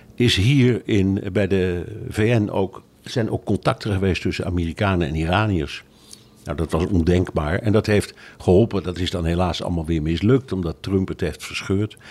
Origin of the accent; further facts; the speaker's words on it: Netherlands; ik blijf een Hollander